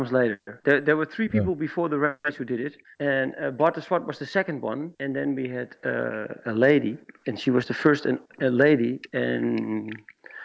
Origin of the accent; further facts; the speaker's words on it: Schagen, North Holland, Netherlands; here in Schagen, in my hometown